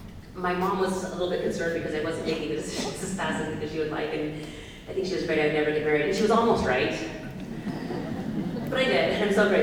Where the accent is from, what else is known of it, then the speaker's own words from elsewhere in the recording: Oregon, United States; And plus, remember, I'm from Oregon, so it's California.